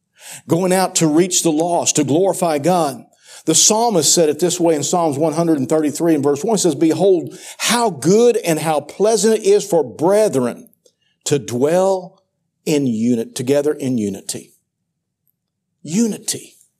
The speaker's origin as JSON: {"language": "English", "region": "Missouri", "country": "United States", "tie": "born or raised there", "lives_now": "Central Missouri, United States", "said": "I was raised in Southeast Missouri. That's Cardinal country. I moved up here into Central Missouri"}